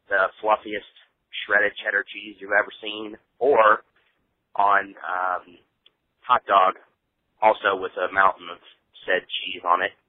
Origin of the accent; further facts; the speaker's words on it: Cincinnati, Ohio, United States; Hello there. … I'm from Cincinnati, Ohio.